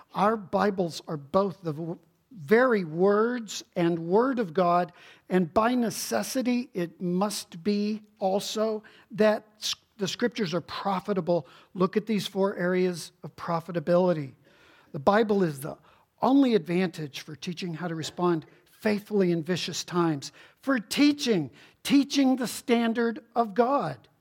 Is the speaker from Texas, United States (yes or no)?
yes; Houston, Texas, United States; growing up in Houston, Texas